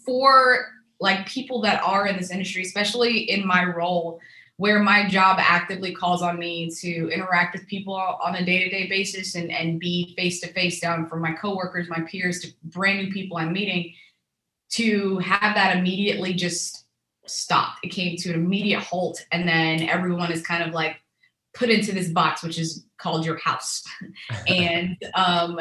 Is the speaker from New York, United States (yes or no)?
no; Texas, United States; also born or lived in Tunisia / Houston, Texas; When we came to the States, we came to Texas. And that's where I grew up. I'm a Texas girl at heart.